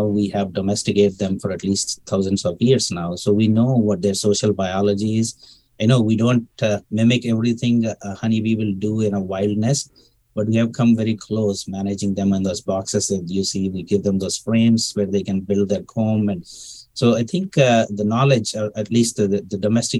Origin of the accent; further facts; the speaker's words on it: India; moved away as an adult; also born or lived in Texas, United States; now in United States; I'm originally from India, and I came to the United States to pursue a PhD from Texas A&M University around 2002